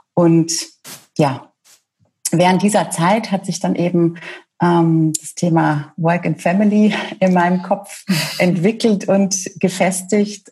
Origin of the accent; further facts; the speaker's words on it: Franconia, Bavaria, Germany; now in Munich, Germany; Ich bin gebürtige Fränkin, ähm, mittlerweile Wahlmünchnerin